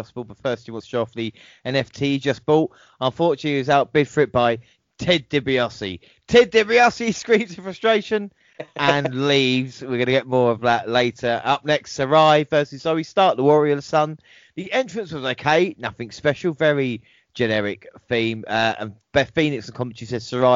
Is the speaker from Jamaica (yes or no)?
no; England, United Kingdom; as an Englishman